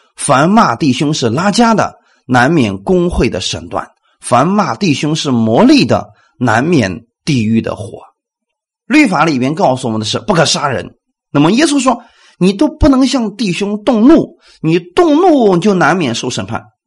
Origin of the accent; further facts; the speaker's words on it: China; 我们中国人